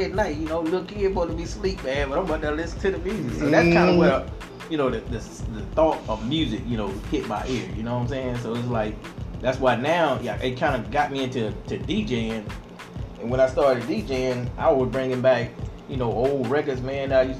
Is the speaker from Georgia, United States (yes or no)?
yes; Georgia, United States; I'm from Georgia, so you might hear a little accent